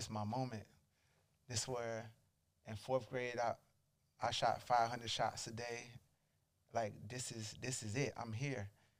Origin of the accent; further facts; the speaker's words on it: Charleston, South Carolina, United States; Now, I'm from Charleston. So I'm playing at I played at a small college called Charleston Southern.